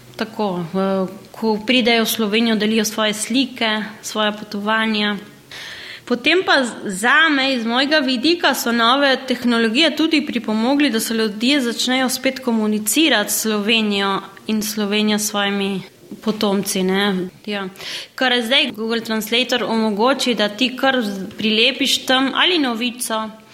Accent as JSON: {"language": "Slovenian", "country": "Argentina", "tie": "born or raised there", "moved": "as an adult", "lives_now": "Slovenia", "said": "rodila sem se v Argentini"}